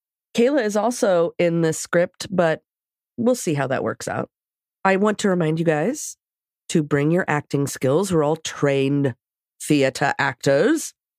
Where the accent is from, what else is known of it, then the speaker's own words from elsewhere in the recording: Washington, United States; accent: Washington; You just don't understand my Washington accent.